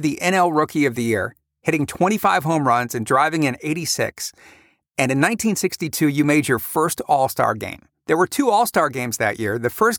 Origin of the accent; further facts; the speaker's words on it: Ohio, United States; now in San Diego, United States; I'm from Ohio originally.